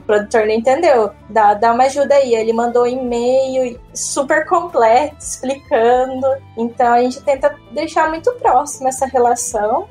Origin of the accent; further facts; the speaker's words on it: Limeira, São Paulo, Brazil; eu sou de Limeira. Em Limeira a gente tem um colégio técnico, que eu fiz ele, né, ensino, junto com o ensino médio